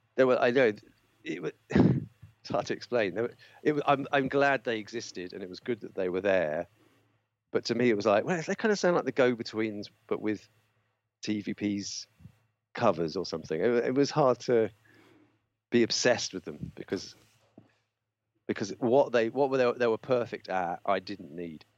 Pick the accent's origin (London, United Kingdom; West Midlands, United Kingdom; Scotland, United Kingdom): London, United Kingdom; where I grew up in North London, I, I, the estate I grew up on, it was mods everywhere